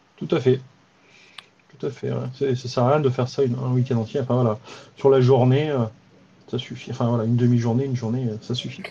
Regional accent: Drôme, Auvergne-Rhône-Alpes, France; chez moi dans la Drôme

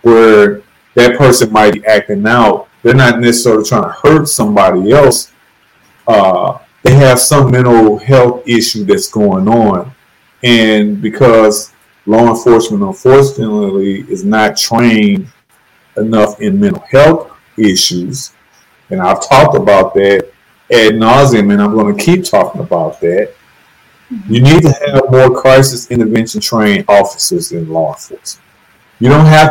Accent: St. Louis, Missouri, United States; I'm from St. Louis, Missouri, which has been called the murder capital of the U.S. for decades

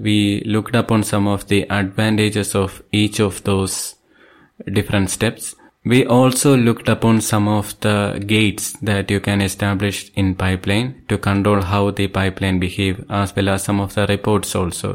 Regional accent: Thiruvananthapuram, Kerala, India; I am from Thiruvananthapuram, Kerala State.

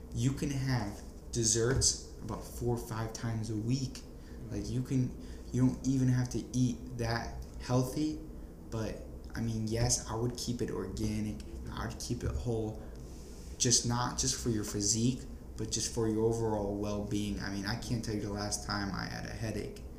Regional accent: New Jersey, United States; moved away; also born or lived in Florida; being from New Jersey

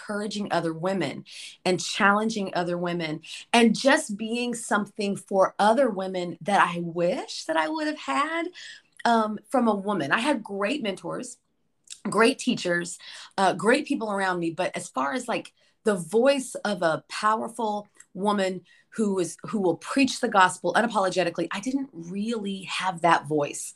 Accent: Liberal, Kansas, United States; moved away; I am originally from Kansas, a tiny little town in the Midwest. It's called Liberal, Kansas

